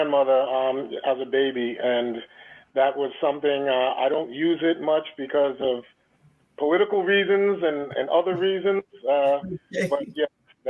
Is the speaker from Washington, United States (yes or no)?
no; Shinnecock Nation, New York, United States; we're a first contact tribe.